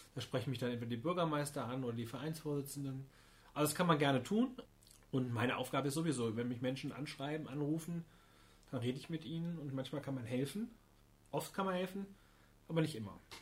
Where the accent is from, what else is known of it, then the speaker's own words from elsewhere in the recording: Niestetal, Hesse, Germany; ich komme aus Niestetal